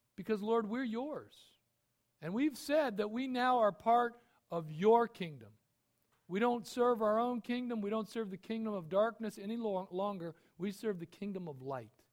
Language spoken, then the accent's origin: English; United States; I'm an American